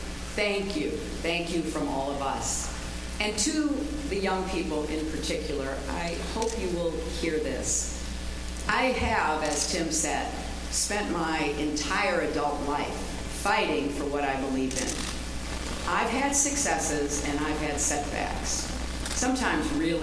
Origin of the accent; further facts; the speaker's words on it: United States; I am an American